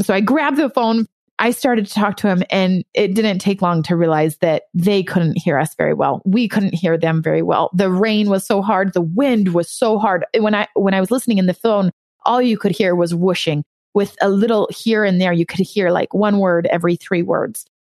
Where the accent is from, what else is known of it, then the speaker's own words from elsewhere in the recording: California, United States; moved away as an adult; also born or lived in Hawaii; now in East Coast, United States; I was born in Hawaii and then I was actually raised in California